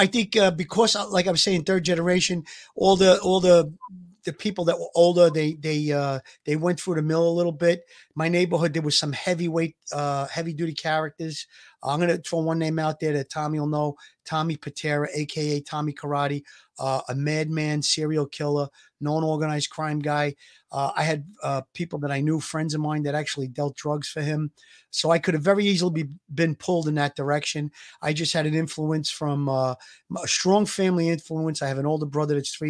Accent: New York City, New York, United States; accent: Brooklyn; I'm third generation into Brooklyn. I grew up in Gravesend.

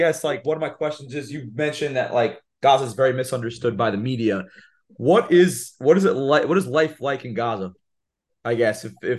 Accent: United States; as an American

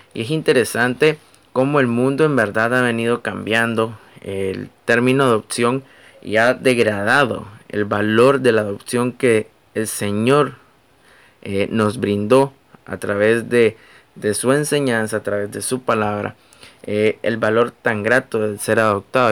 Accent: Nicaragua; soy nicaragüense

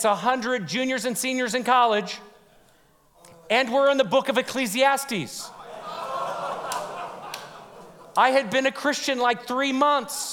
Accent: California, United States; moved away; I was from California

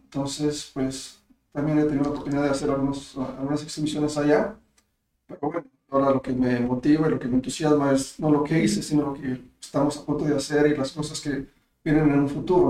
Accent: Los Angeles, California, United States; also born or lived in El Zapotillo, Jalpa, Zacatecas, Mexico; now in Jalpa, Mexico; cuando estaba en la prepa, ah, en Los Ángeles, este, recuerdo que antes de esto, este, en la comunidad donde crecí yo, había mucho arte público

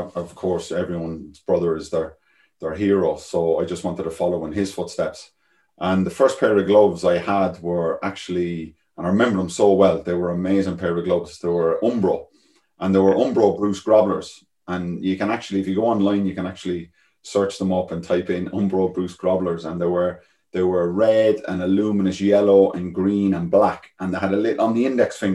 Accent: Galway, Connacht, Ireland; Galway where I come from, the west coast of Ireland

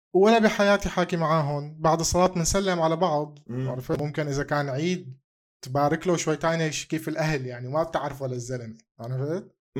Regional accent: Syria; انا سوري

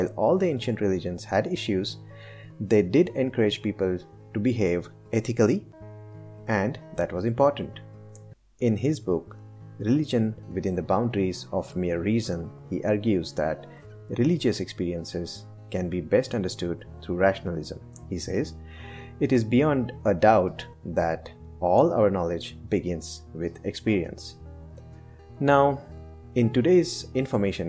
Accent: India; as an Indian, since childhood, I've observed everyone around me carrying some beliefs

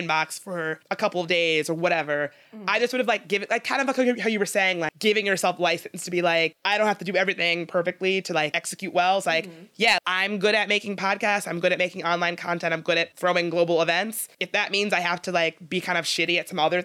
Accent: Midlothian, Virginia, United States; moved away; I'm really lucky to have grown up in Richmond, but I should say I grew up in Midlothian

